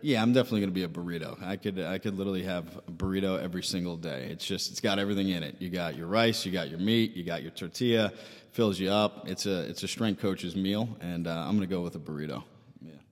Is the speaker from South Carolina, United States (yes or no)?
no; Syosset, New York, United States; I am from, uh, Sayoset.